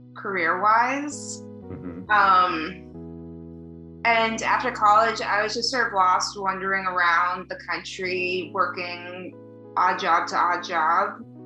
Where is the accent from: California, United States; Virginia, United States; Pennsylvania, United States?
Virginia, United States; moved away as an adult; also born or lived in Tucson, Arizona; now in Chicago, United States; I was born and raised in Virginia